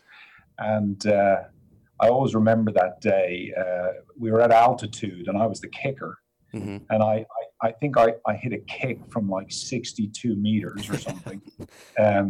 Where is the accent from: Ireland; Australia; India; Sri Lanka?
Ireland; moved away as an adult; also born or lived in United States; now in England; I grew up in Ireland